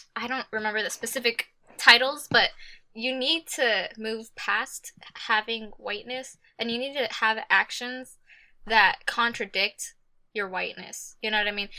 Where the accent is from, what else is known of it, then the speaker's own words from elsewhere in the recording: Texas, United States; I'm from Texas.